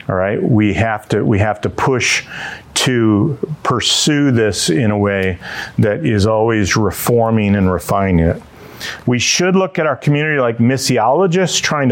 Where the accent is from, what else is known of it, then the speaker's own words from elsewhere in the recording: Dearborn Heights, Michigan, United States; when I grew up in Dearborn Heights